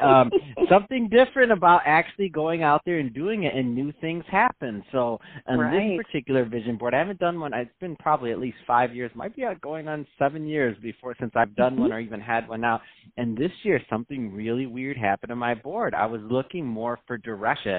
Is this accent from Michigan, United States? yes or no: yes; Detroit, Michigan, United States; moved away as an adult; now in California, United States; I'm from Michigan. I'm from Detroit